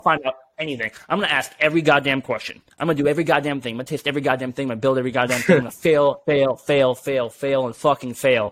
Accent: California, United States; I'm from California.

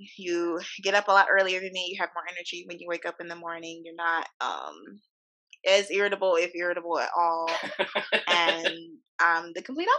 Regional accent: Ferguson, Missouri, United States; My hometown.

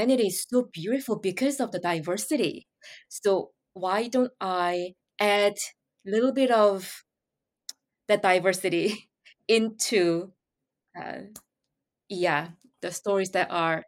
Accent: Seoul, South Korea; moved away as an adult; also born or lived in New York City; I moved to New York City from my hometown and from Seoul, Korea

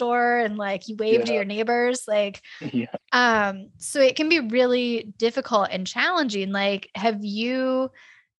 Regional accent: California, United States; moved away; I grew up in California

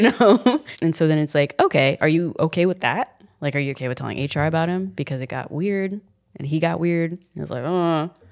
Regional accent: San Antonio, Texas, United States; moved away; I'm from San Antonio

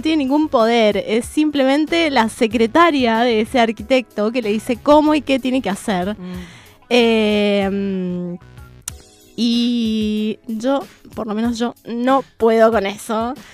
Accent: Mendoza, Argentina; moved away as an adult; now in Buenos Aires Province, Argentina; Yo soy mendocina, sí. Pero me siento mucho más de bonaerense que mendocina, podría decir. Y la verdad es que vivo acá desde el 2001

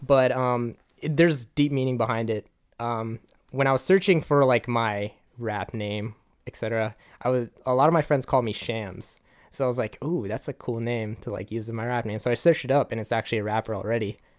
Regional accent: Gaithersburg, Maryland, United States; I'm from Gaithersburg

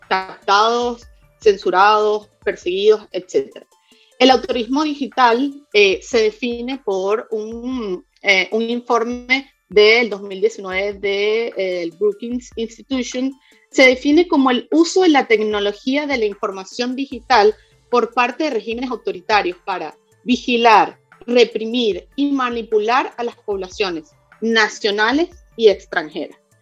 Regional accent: Venezuela; en Venezuela, que es de donde vengo

